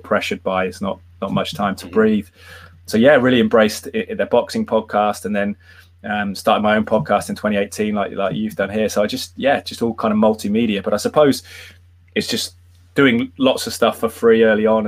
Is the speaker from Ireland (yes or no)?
no; Malvern, West Midlands, United Kingdom; moved away as an adult; also born or lived in Loughborough / Ohio; played a little bit semi-pro in my hometown of Malvern for Malvern Town